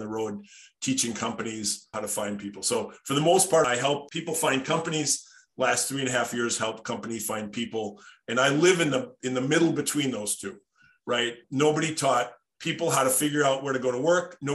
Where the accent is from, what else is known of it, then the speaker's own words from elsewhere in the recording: Darboy, Wisconsin, United States; I grew up just outside of Appleton, Wisconsin, in a place called Darboy, Wisconsin.